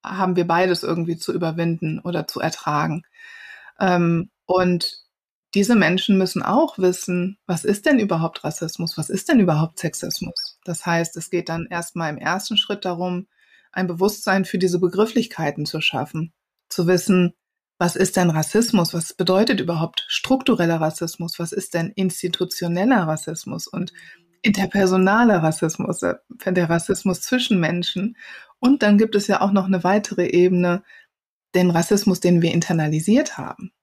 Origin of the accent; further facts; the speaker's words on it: Wuppertal, North Rhine-Westphalia, Germany; also born or lived in Cologne; Ich bin ja keine Ausländerin, ich bin ja in Wuppertal geboren.